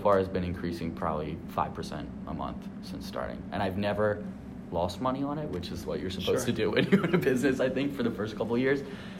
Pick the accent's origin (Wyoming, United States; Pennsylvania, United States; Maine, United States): Pennsylvania, United States; Media; also born or lived in Boyertown, Pennsylvania / Pittsburgh, Pennsylvania; I'm from Media, Pennsylvania, which is Philadelphia, in quotes, but not really, out in the suburbs. I was born there. I went to high school in Philadelphia, Boyertown